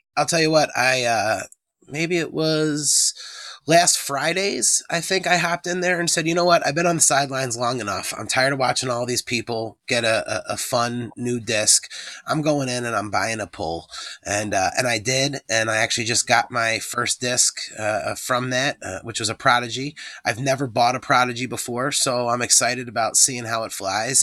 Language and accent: English; Philadelphia, Pennsylvania, United States; we grew up in Philadelphia